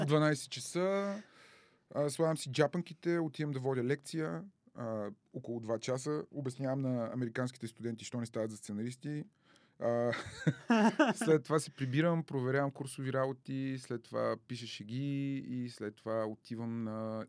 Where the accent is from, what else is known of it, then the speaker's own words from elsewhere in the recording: Dimitrovgrad, Haskovo Province, Bulgaria; moved away; also born or lived in Carbondale, Illinois, United States; аз съм от Димитровград